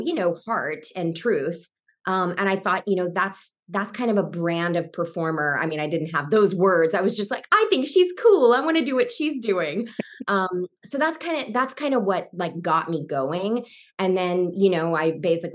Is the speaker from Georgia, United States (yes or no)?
yes; Savannah, Georgia, United States; I grew up in Savannah, Georgia